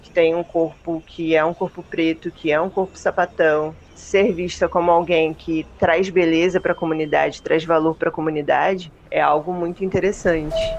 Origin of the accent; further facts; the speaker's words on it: Rio de Janeiro, Brazil; sou carioca